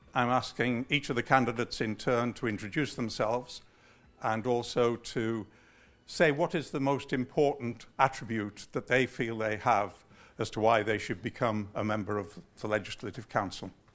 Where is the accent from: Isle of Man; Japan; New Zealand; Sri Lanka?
Isle of Man; moved away as an adult; also born or lived in Merseyside; born and brought up in the Isle of Man